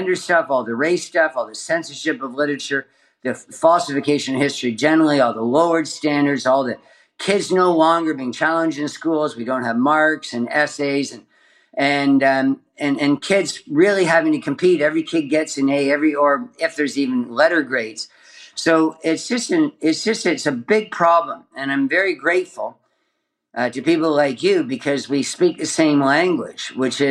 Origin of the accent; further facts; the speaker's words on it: Canada; growing up in Canada